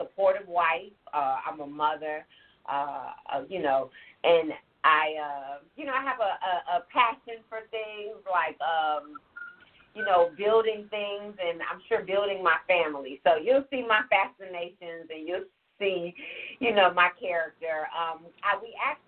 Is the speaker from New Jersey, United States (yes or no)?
no; Chicago, Illinois, United States; moved away; also born or lived in Alabama / Georgia; I grew up in Chicago. Like, I grew up in Roseland.